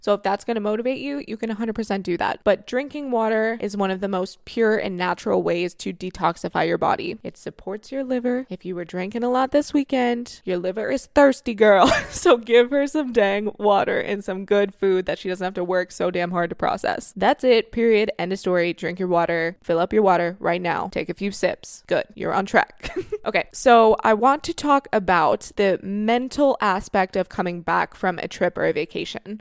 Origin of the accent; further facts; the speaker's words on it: Florida, United States; moved away; you guys know I'm from Florida. Whenever I go home from Florida